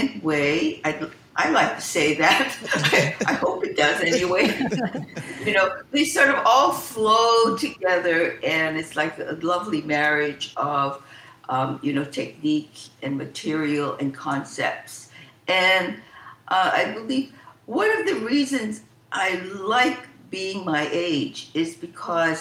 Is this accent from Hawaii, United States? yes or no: yes; Hawaii, United States; I was born in Hawaii